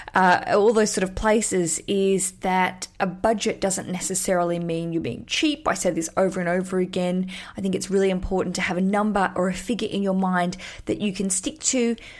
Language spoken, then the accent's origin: English; Hobart, Tasmania, Australia; Hobart's a smaller town, big town, my hometown